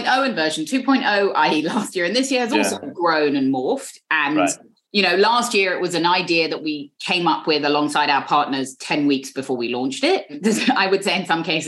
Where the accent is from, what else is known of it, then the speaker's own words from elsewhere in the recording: London, United Kingdom; accent: British; moved away as an adult; now in New York, United States; there are as many Jews where I grew up in London as where I now live in a 3-block radius on the Upper West Side